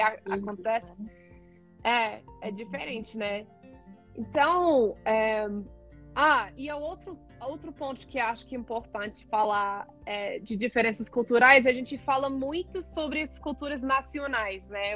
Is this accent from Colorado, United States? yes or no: yes; Colorado, United States; Portuguese is a second language; moved away as an adult; also born or lived in California / Oregon / Ecuador; now in Brazil; Sou dos Estados Unidos, originalmente do Colorado, mas já morei em Califórnia, em Oregon também